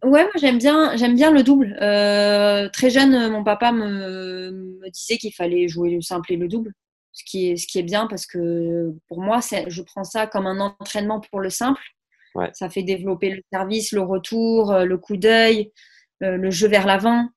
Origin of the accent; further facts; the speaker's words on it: Saint-Gaudens, Occitania, France; chez moi à Saint-Gaudens